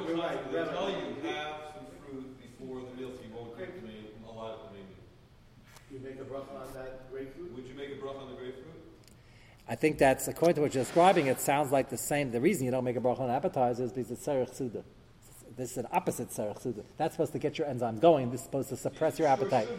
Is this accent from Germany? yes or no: no; United States; I'm American